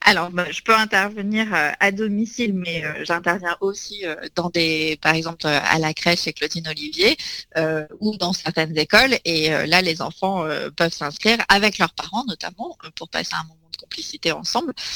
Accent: Nice, Provence-Alpes-Côte d'Azur, France; je suis née à Nice, donc on a, j'ai appris toutes les, recettes de cuisine niçoise possibles et inimaginables

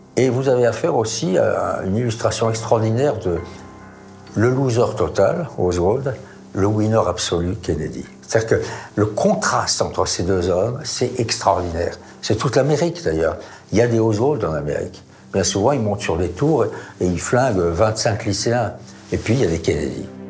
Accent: France; je suis français.

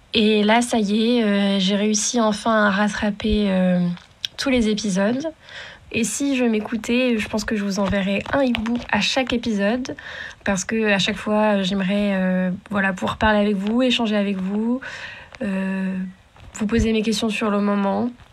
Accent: Normandy, France; je suis normande aussi

